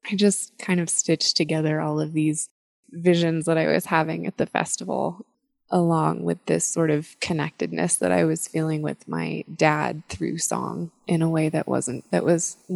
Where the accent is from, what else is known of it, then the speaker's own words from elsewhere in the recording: Washington, District of Columbia, United States; I grew up in Washington, D.C.